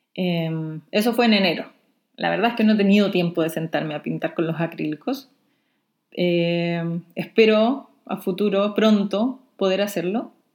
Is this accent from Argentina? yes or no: no; Chile; Soy la ilustradora chilena